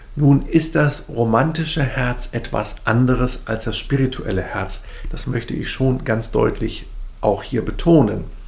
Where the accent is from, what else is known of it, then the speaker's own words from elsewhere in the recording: Germany; also born or lived in Sweden / Berlin; ich natürlich so als Deutscher